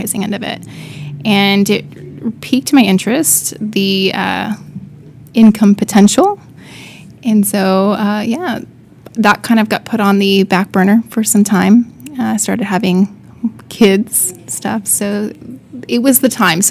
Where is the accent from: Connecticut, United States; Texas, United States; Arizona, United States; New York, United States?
Arizona, United States; Peoria; also born or lived in Santa Barbara, California / Joplin, Missouri; I was raised in Arizona, in Peoria, and we moved here when I was about 9 years old